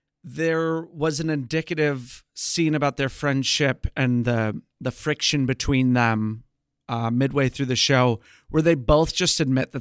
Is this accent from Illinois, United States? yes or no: yes; Chicago, Illinois, United States; also born or lived in New York / Missouri; now in Texas, United States; We're from Chicago